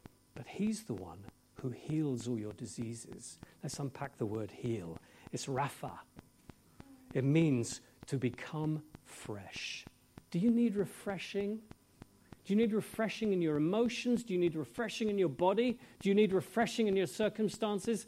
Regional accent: England, United Kingdom; I'm English

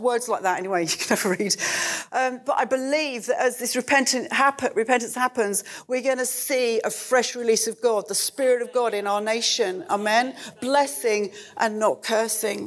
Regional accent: United Kingdom; as Christians, as British Christians

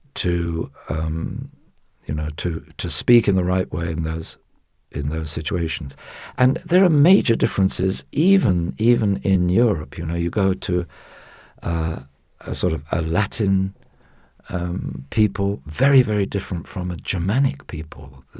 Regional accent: United Kingdom

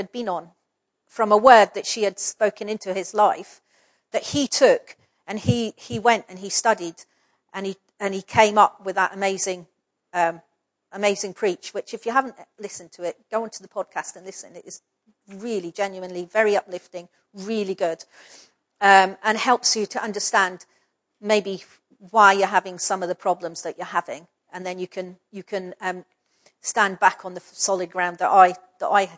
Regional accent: Scotland, United Kingdom; I'm a Scottish person

